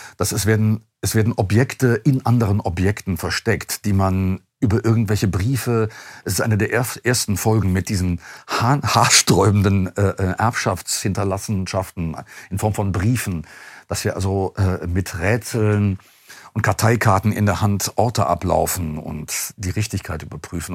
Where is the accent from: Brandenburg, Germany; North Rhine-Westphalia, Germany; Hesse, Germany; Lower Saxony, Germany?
North Rhine-Westphalia, Germany; Duisburg; ich komme aus Duisburg